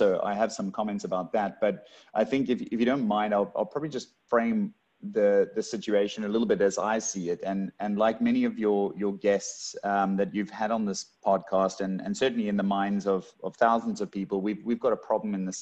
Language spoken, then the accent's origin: English; Cape Town, Western Cape, South Africa; moved away as an adult; now in Australia; coming from South Africa originally, born and raised in Cape Town and only been in Australia for the better part of 3 years